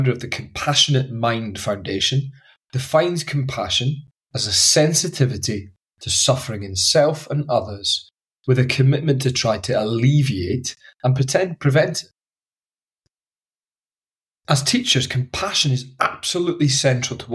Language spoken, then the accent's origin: English; Highlands of Scotland, United Kingdom; the friends I grew up with in the Highlands of Scotland